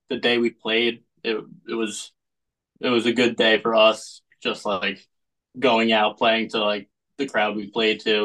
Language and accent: English; Eastern Long Island, New York, United States; I'm from Eastern Long Island, a little small town called Matterville